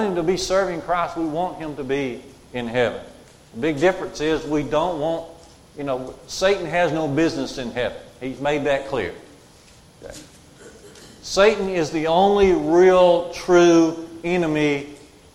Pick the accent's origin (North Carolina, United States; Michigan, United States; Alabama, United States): Alabama, United States; Curry; I grew up at Curry near Smith Lake